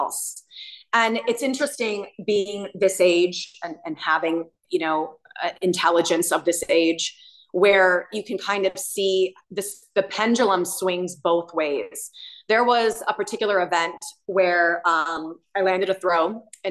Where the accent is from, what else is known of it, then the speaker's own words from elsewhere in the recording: United States; I was born in America